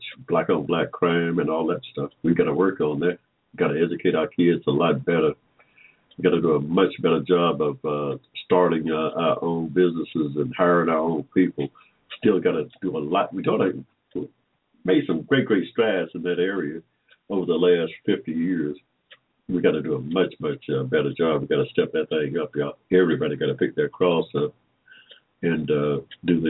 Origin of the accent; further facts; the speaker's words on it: Henry County, Georgia, United States; also born or lived in Atlanta, Georgia; We was born here in Georgia in 1945. Without, I like to say, in Henry County, Georgia, y'all, right in the middle of a cotton field.